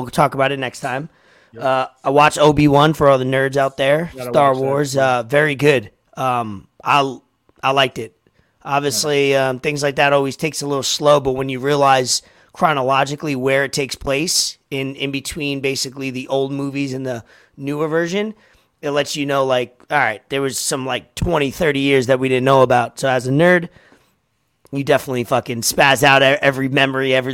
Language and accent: English; New York, United States; Growing up in New York